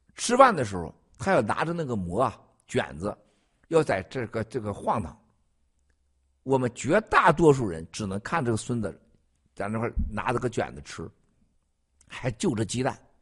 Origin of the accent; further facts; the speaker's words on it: China; moved away; 在我老家啊，红庙，红庙儿啊